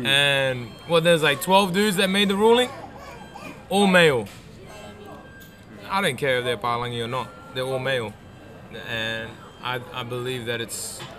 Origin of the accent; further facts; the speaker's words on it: Queensland, Australia; I'm a Queenslander, bro, through and through.